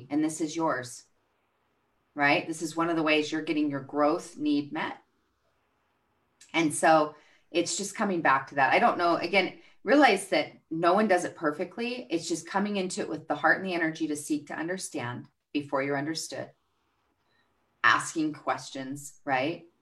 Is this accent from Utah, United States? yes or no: no; Albuquerque, New Mexico, United States; Albuquerque, New Mexico.